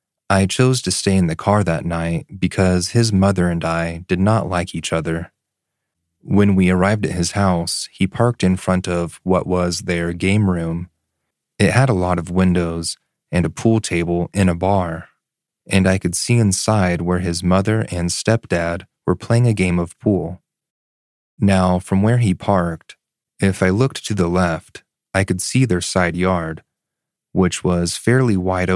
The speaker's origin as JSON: {"language": "English", "region": "Florida", "country": "United States", "tie": "born or raised there", "said": "I grew up in South Florida, Broward County to be exact."}